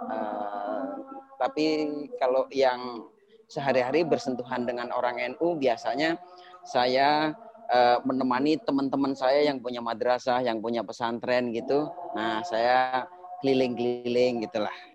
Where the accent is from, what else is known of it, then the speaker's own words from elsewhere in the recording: Banyuwangi, East Java, Indonesia; dulu saya di kampung saya di Banyuwangi, yeah.